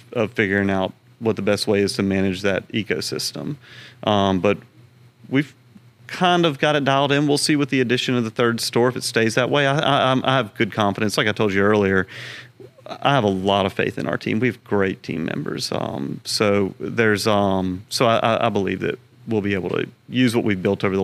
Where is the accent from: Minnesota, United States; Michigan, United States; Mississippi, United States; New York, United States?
Mississippi, United States; Pass Christian; now in Baton Rouge, United States; We grew up in Pascrucian, Mississippi on the Gulf Coast